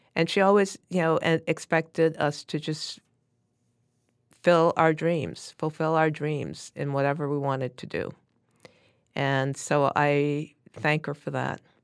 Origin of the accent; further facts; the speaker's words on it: New York City, New York, United States; I grew up in Brooklyn, New York, and went to a Catholic, uh, grammar school and subsequently to a Catholic high school, both of who, which were in Brooklyn